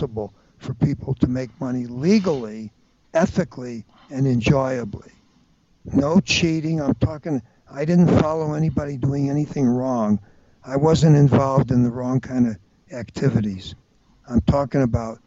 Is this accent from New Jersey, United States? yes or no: no; St. Louis, Missouri, United States; I attended Washington University in my hometown of St. Louis